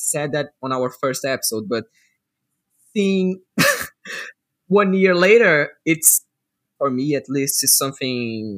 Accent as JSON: {"language": "English", "region": "Rio de Janeiro", "country": "Brazil", "second_language": "English", "said": "I'm from Rio"}